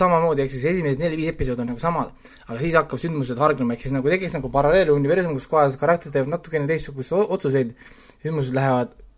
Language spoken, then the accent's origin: Estonian; Estonia; me oleme kasvanud üles ju Eestis